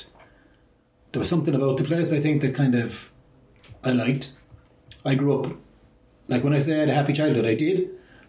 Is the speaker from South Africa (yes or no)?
no; Limerick, Munster, Ireland; I grew up in Limerick City. I'm 54 now, so I grew up, my childhood was late 70s, early 80s